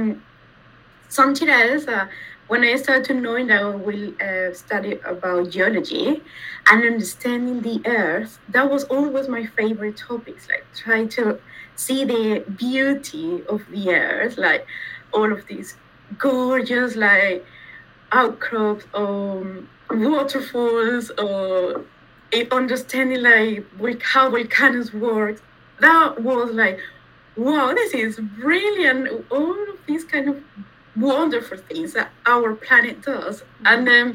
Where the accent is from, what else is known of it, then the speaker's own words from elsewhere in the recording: Venezuela; moved away as an adult; now in London, United Kingdom; I was born in Venezuela, in South America. Mm-hmm. I grew up there